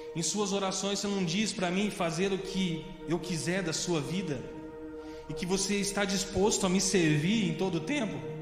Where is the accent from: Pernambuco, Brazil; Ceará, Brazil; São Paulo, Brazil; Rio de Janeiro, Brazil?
São Paulo, Brazil; Piracicaba; moved away as an adult; also born or lived in Avaré; quando eu saí de Piracicaba